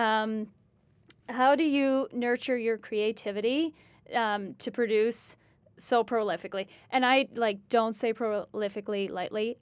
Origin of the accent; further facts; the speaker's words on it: Canada; I'm a Canadian